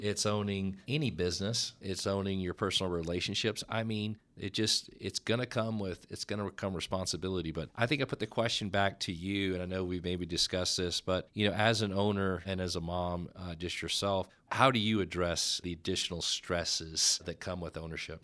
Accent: Dallas, Texas, United States; growing up in the Oak Cliff

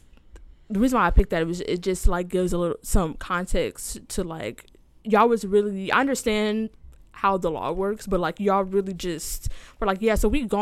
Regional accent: Canada; I'm Canadian

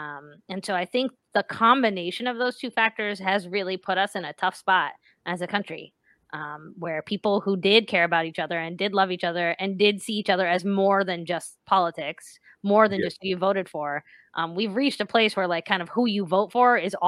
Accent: West Virginia, United States; moved away as an adult; For as long as I lived in West Virginia, actually, at this point, believe it or not. I was born there. I lived there all the way through high school.

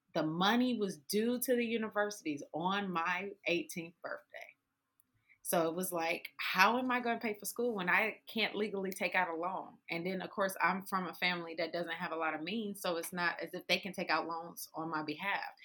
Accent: Detroit, Michigan, United States; I grew up on the west side of Detroit on Joy Road in Livernois, and then Seven Mile Evergreen. Like I grew up in the hood, hood of Detroit

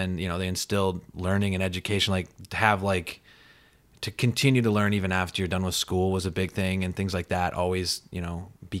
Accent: Belle Fourche, South Dakota, United States; moved away as an adult; now in New York, United States; I grew up in Belfouche, South Dakota.

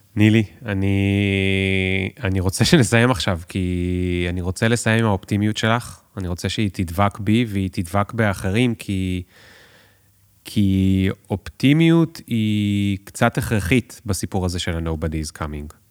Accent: Tel Aviv, Tel Aviv District, Israel; אני תל אביבי

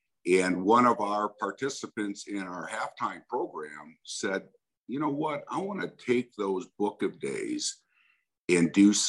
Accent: Wisconsin, United States; I grew up in Wisconsin, and we didn't have a whole lot, but we had enough.

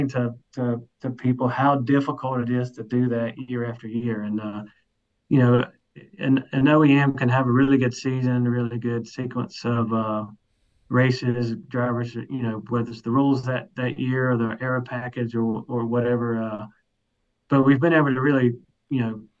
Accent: Mount Airy, North Carolina, United States; accent: regional accent; I grew up in North Carolina in Mount Airy, the original Mayberry

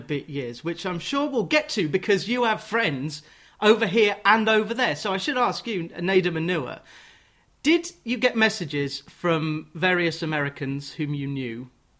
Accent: Watford, East of England, United Kingdom; I'm in Watford. I grew up in Watford.

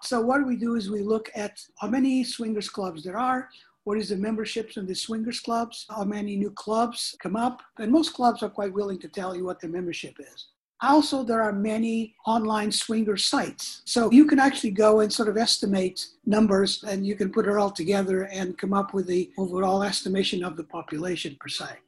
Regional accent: Canada; I'm Canadian

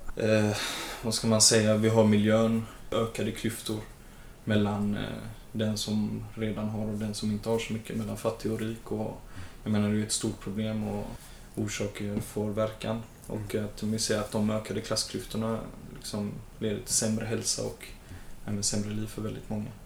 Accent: Gothenburg, Västra Götaland, Sweden; jag är född och uppvuxen och bor i Hammarkullen som ligger i Angered

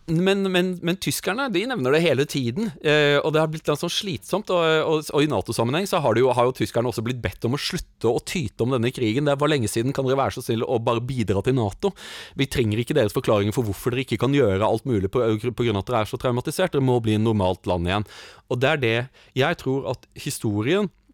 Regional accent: Norway; som nordmann

